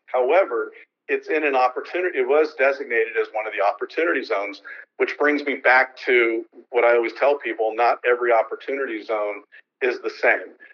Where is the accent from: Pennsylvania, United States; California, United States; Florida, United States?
California, United States; San Francisco; moved away as an adult; now in Bremerton, United States; I'm from San Francisco and I've been in the real estate securities industry a long time, but I've actually moved to Bremerton